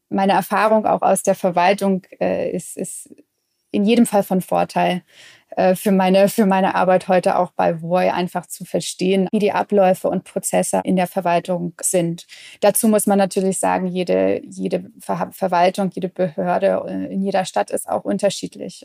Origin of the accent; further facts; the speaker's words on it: Midwest, United States; moved away; Ich bin beispielsweise in, in den USA aufgewachsen, im, im Mittleren Westen